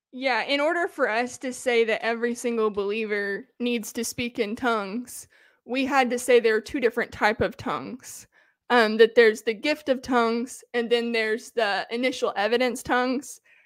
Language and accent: English; the South of the United States, United States; I grew up in the South of the United States, in the crunch, country